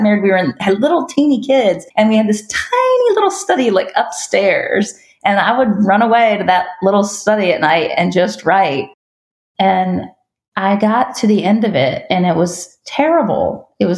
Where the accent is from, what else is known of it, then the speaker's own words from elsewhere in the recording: Richmond, Virginia, United States; I grew up in the Richmond area outside of Richmond, Virginia